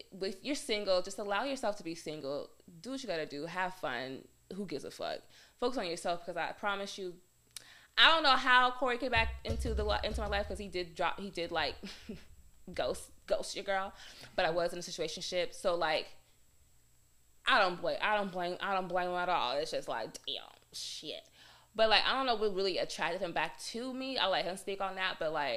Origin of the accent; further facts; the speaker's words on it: Arizona, United States; me growing up in Arizona